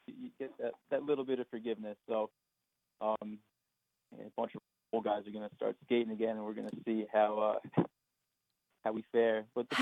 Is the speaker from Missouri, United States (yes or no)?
no; Montauk, New York, United States; growing up on the East End as a kid